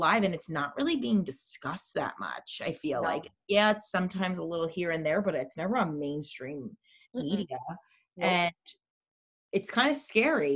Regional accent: Long Island, New York, United States; accent: Long Island; I'm from Long Island, so I have an accent.

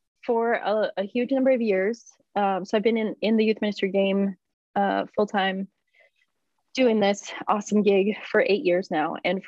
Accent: Lynn, Massachusetts, United States; I grew up in Lynn, Massachusetts, after moving to the United States

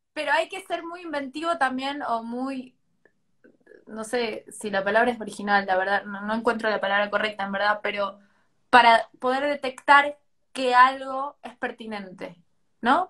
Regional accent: Tucumán, Argentina; soy de Tucumán

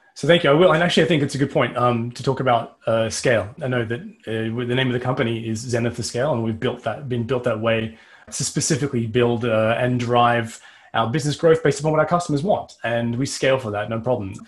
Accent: Australia; I'm Australian

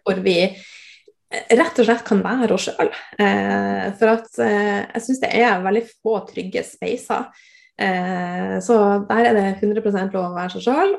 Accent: Northern Norway, Norway; jeg er nordlending

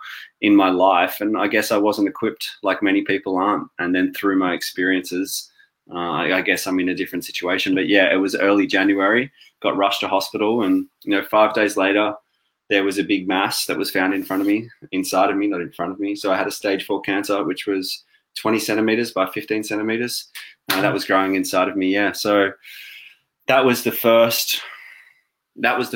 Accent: Australia; moved away as an adult; now in London, United Kingdom; I'm sure most of you can already tell from my accent that I'm not from the UK

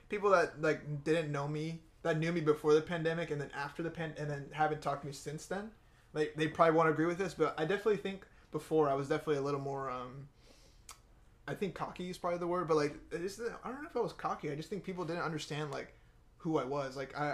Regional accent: United States; I'm American too

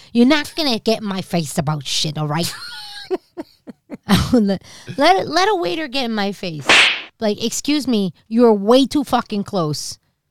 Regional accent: East Coast, United States; also born or lived in New Jersey; I'm from the East Coast.

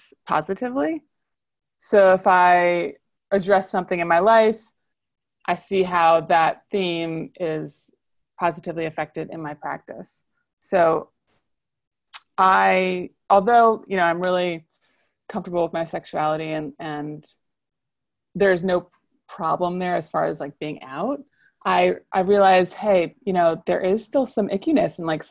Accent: New Orleans, Louisiana, United States; I'm from the South, I'm from New Orleans

